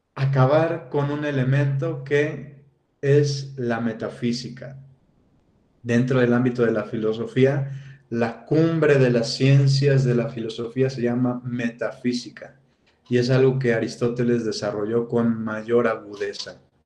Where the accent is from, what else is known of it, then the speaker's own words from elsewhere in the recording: Mexico City, Mexico; now in Querétaro, Mexico; yo que soy de Ciudad de México y bueno, ahora actualmente que vivo en Ciudad, eh, en, Querétaro